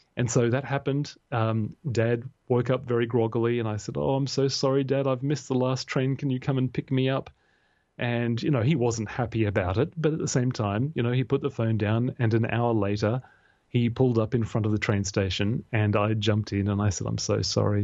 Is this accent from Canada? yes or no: no; Australia; being an Australian male